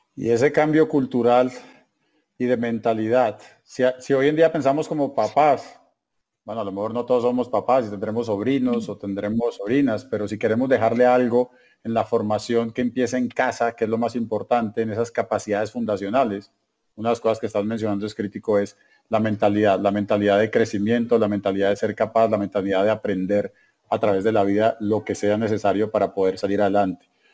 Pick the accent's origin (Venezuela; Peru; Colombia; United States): Colombia